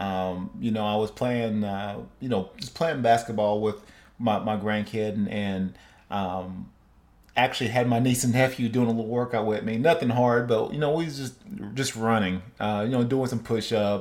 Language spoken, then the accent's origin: English; Cleveland, Tennessee, United States; now in West Coast, United States; home to my hometown in Cleveland, Tennessee, seeing friends and family